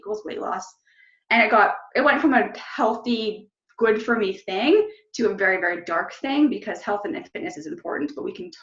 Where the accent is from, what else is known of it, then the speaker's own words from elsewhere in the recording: Canada; I'm from Canada